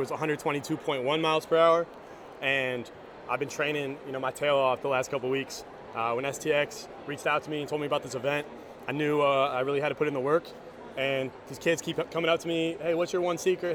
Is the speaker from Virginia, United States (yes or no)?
no; Northville, Michigan, United States; I'm from Michigan. I'm from the suburbs of Detroit, a city called Northville.